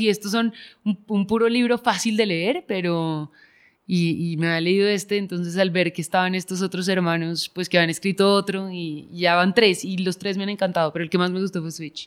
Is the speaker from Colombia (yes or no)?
yes; Bogotá, Colombia; yo crecí afuera, en Bogotá